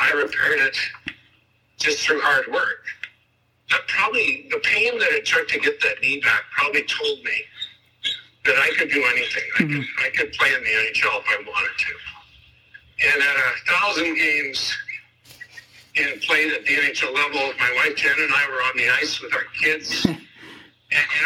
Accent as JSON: {"language": "English", "town": "Burnaby", "region": "British Columbia", "country": "Canada", "tie": "born or raised there", "said": "I'm a kid from Burnaby, British Columbia."}